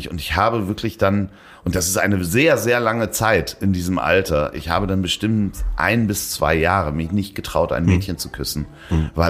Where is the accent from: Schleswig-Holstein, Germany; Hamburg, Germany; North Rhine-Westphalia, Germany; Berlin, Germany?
Hamburg, Germany; Natürlich fährt man als Hamburger an Hamburger Schu Schulen nach Sylt zur ja. Klassenreise.